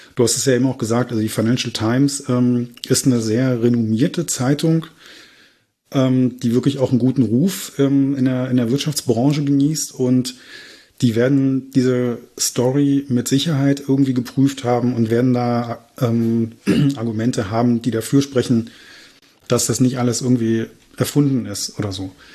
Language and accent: German; Berlin, Germany; moved away; ich komme ursprünglich aus Reinickendorf